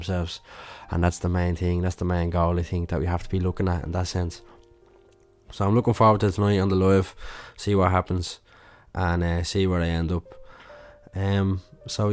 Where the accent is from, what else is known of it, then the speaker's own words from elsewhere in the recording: Ireland; being Irish